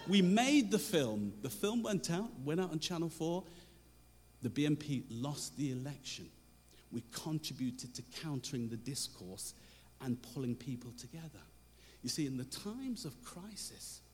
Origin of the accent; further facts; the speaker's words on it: Coventry, West Midlands, United Kingdom; I'm from Coventry